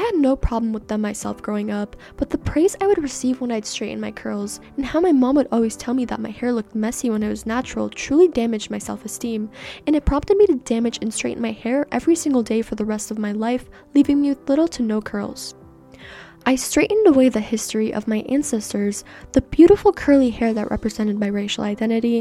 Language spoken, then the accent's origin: English; Canada; first language Persian; English is a second language; born and raised in Canada